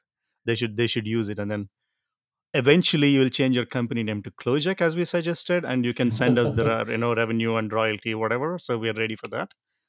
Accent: South India, India; moved away; we people in the south

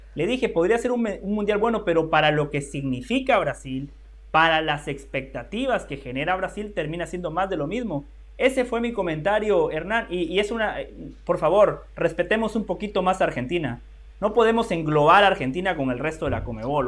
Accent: Guatemala; yo como guatemalteco

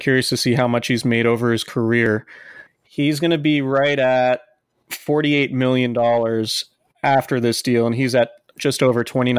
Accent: Santa Rosa, California, United States; I'm from Santa Rosa, so I'm a big Russian River snob.

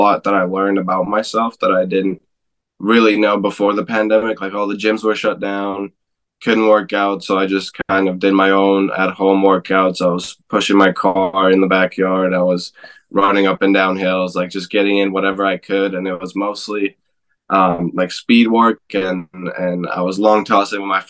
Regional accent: Alberta, Canada; moved away; also born or lived in Vancouver, Canada; I grew up also in Alberta, so it's not too far from here

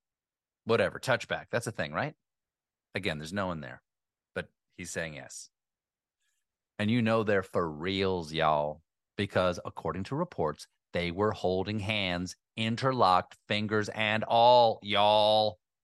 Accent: Sheboygan, Wisconsin, United States; I love being in Milwaukee, but actually I'm from Sheboygan. It's about an hour north, 50 minutes, if there's no traffic on 43.

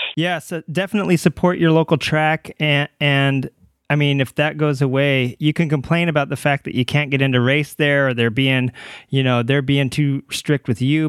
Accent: Ramona, California, United States; also born or lived in Arkansas; I moved here from Arkansas when I was a little kid, and I moved to Ramona

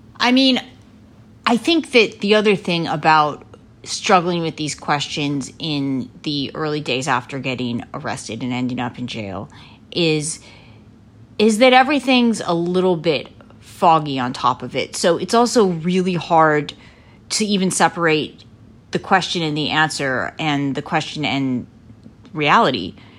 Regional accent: Lancaster, Pennsylvania, United States; I grew up in Lancaster, Pennsylvania, in the heart of Amish country

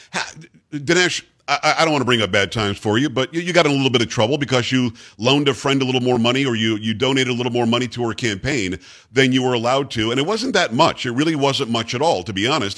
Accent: New York, United States; moved away; also born or lived in Michigan; I lived in Michigan eight years, and I'm from New York originally

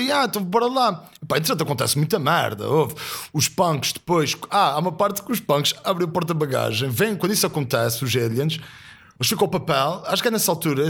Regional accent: Azores, Portugal; eu venho dos Açores, vejo que sou rural.

